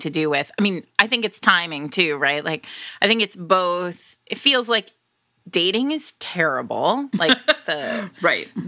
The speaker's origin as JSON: {"language": "English", "region": "Rhode Island", "country": "United States", "said": "I am from Rhode Island"}